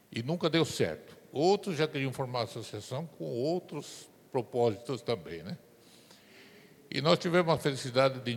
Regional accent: Registro, São Paulo, Brazil; sou da cidade de Registro, Vale Olibeira

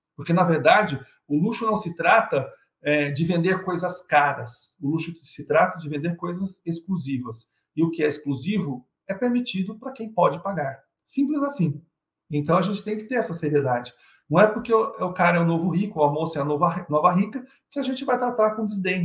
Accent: Brazil; somos brasileiros

